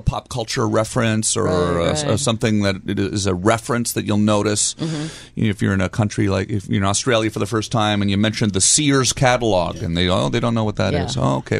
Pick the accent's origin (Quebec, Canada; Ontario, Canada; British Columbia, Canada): Ontario, Canada; Ottawa; I'm Canadian. I'm from Ottawa